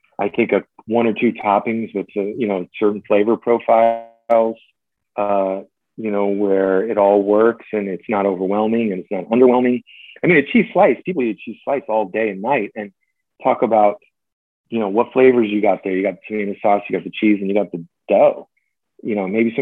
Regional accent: New Jersey, United States; moved away; the classic pizzeria I grew up with in New Jersey

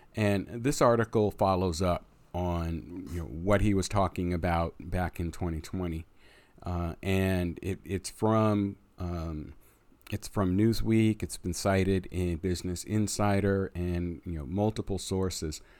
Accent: United States; we as the American voters

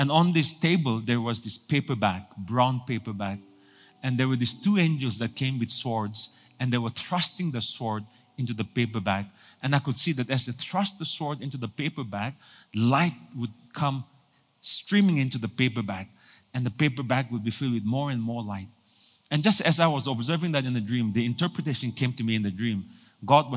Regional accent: Nagaland, India; moved away; also born or lived in Singapore; I was born in Nagaland for so many years

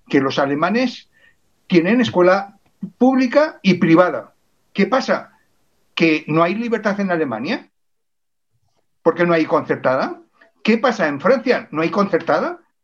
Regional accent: Spain; soy español, soy navarro, soy aragonés, soy catalán

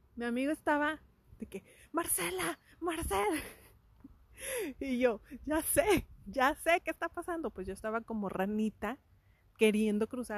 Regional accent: Mexico; somos mexicanos

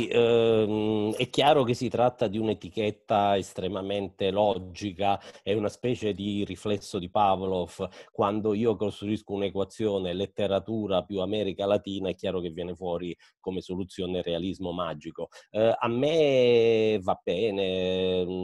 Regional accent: Zlín Region, Czechia; Italian is a second language; Io eh, sono originaria di Cromie-Riche, eh, quindi più o meno una ventina di chilometri da, da Slin, che appunto è eh, la città dove eh, i Batia hanno sviluppato la prima fabbrica

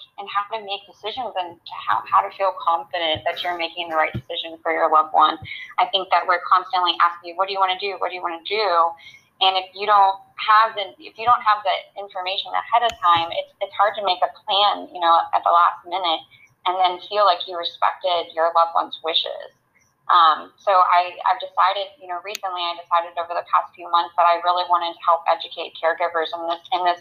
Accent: Florida, United States; moved away as an adult; also born or lived in Alabama; now in Virginia, United States; I grew up in Florida, and I trained in Alabama at the University of Alabama at Birmingham.

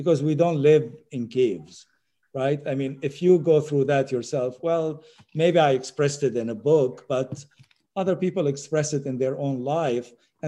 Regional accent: Syria; moved away; also born or lived in United States; I'm not Syrian. I was born in Syria.

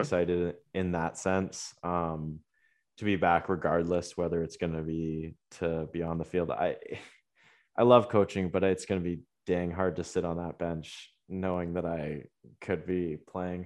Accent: Waterloo, Ontario, Canada; growing up in Waterloo, like, I grew up with Laurier and University of Waterloo five minutes from my house

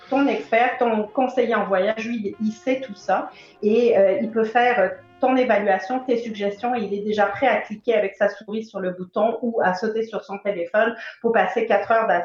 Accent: France; moved away; j'ai beaucoup bougé aussi. j'ai quitté la France il y a plus d'une vingtaine d'années maintenant.

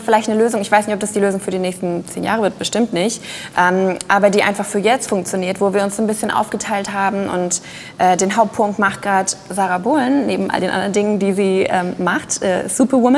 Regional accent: Düsseldorf, North Rhine-Westphalia, Germany; ich bin aus Düsseldorf.

